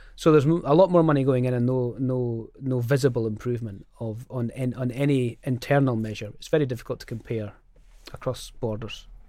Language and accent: English; Scotland, United Kingdom; as a Scottish, uh, Labour M P